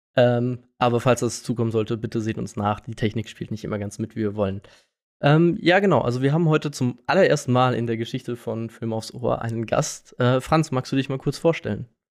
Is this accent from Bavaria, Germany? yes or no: no; Karlsruhe, Baden-Württemberg, Germany; ich bin aus Karlsruhe